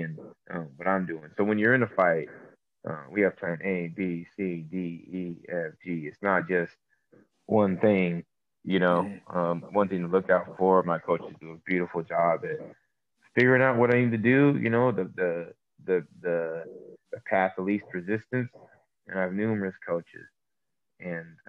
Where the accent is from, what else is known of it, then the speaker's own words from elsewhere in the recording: Sacramento, California, United States; also born or lived in Santa Barbara, California; I'm from Sacramento, California, the West Coast. I was born in Santa Barbara